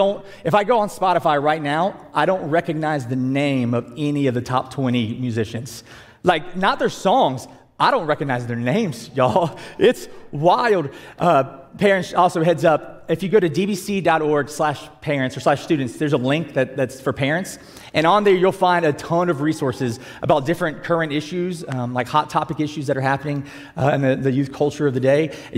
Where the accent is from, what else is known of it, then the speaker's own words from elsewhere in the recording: South Georgia, United States; I'm from South Georgia where it's just hot all the time